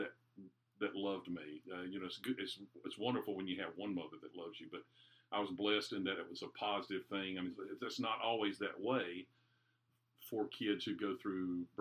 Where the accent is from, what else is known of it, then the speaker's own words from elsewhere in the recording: Durham, North Carolina, United States; I grew up in Durham, North Carolina.